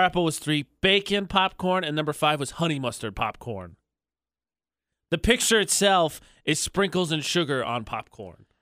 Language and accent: English; Indiana, United States; now in Utah, United States; I'm not from Iowa, I'm from Indiana, but from the Midwest